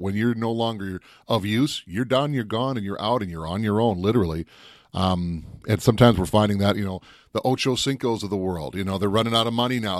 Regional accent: Minnesota, United States; If I wasn't from Minnesota

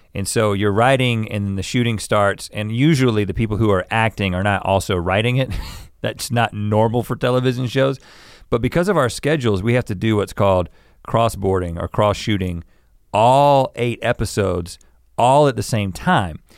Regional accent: North Carolina, United States; moved away; growing up in North Carolina as kids

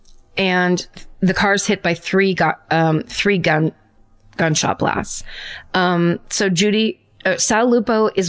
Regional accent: California, United States; I am from California

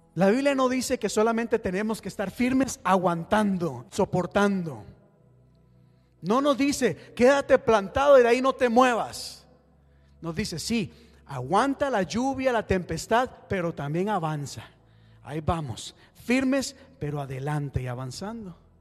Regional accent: Costa Rica; moved away; yo soy de Costa Rica

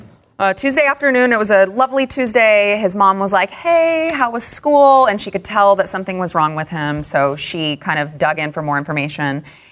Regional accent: the South, United States; I'm from the South, so I get it that some people are not raised to use the word ma'am.

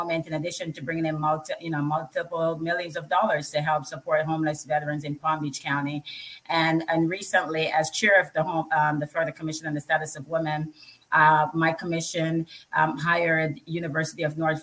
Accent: Jamaica; now in United States; I grew up in Jamaica.

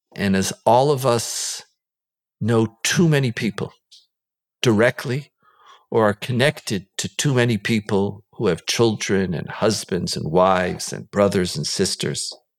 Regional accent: Israel; we grew up here in Israel

